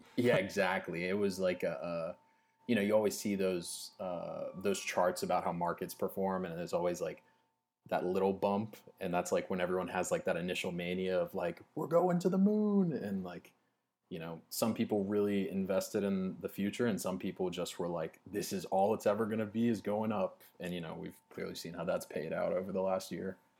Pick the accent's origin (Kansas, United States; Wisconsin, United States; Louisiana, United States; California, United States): Louisiana, United States; I'm from Louisiana